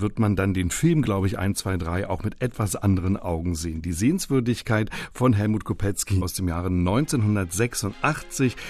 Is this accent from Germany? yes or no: yes; the East, eastern Germany, Germany; ich komme aus dem Osten